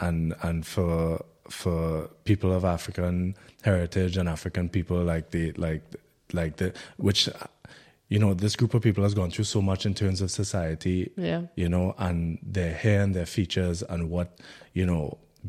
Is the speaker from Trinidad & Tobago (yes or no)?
yes; Trinidad & Tobago; we're both from Trinidad and Tobago.